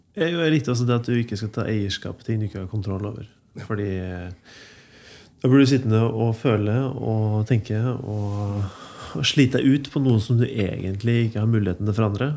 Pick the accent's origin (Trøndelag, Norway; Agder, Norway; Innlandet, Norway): Trøndelag, Norway; Ytterøya; Jeg kommer fra Ytterøya, og det er masse vann